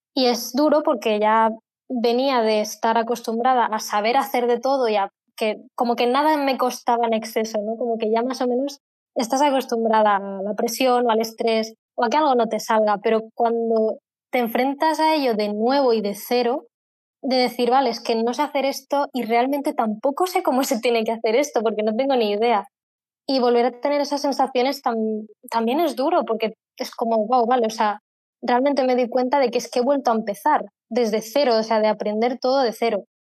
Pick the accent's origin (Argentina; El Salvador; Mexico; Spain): Spain; soy de España